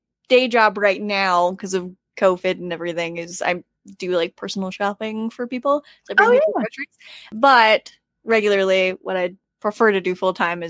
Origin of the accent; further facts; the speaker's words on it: Greeley, Colorado, United States; We're from Greeley